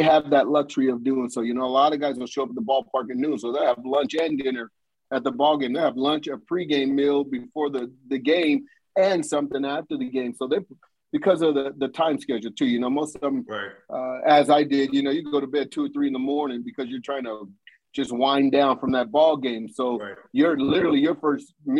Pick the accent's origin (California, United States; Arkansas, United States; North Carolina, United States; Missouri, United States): California, United States; Southern; also born or lived in Los Angeles, California / Oxnard, California; I moved from South Central LA to Oxnard, California